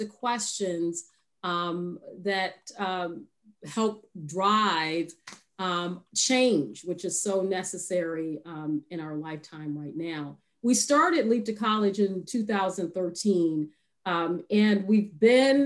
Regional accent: Chicago, Illinois, United States; growing up in the South Side of Chicago

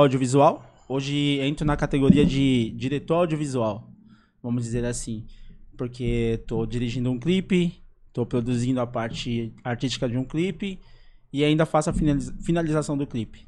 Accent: São Paulo, Brazil; also born or lived in Cidade Tiradentes, São Paulo; eu fui criado no Jardim das Oliveiras

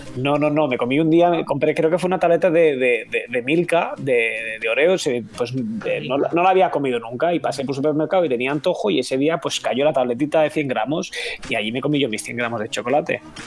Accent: Catalonia, Spain; aquí somos los tres somos catalanes. Julián, Carlos y yo somos catalanes

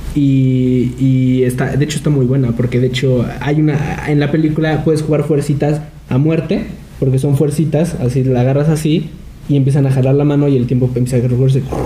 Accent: Mexico; nosotros como mexicanos

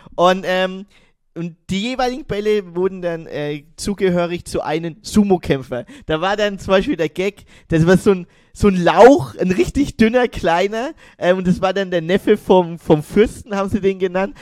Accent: Germany; bei uns in Deutschland

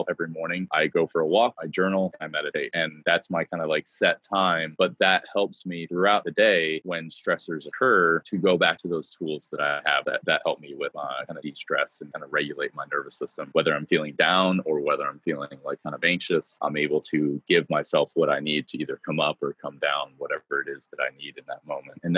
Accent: Cleveland, Ohio, United States; now in Texas, United States; I am not a native Texan. I've been here for 19, going on 19 years, uh, but I'm proud proudly from Cleveland, Ohio.

